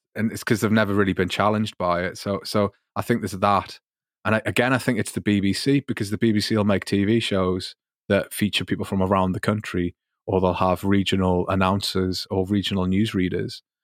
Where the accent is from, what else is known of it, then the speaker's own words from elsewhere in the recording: Newcastle upon Tyne, North East England, United Kingdom; accent: Geordie; now in Augsburg, Germany; I'm from Newcastle upon Tyne, which is the other side of the, of England